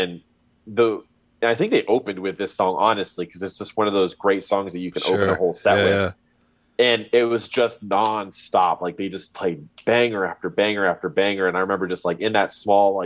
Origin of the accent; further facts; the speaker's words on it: Miami, Florida, United States; now in Orlando, United States; I grew up in Miami